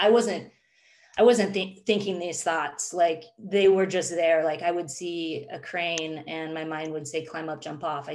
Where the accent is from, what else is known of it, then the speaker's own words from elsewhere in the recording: Phoenix, Arizona, United States; moved away as an adult; I grew up in Phoenix, Arizona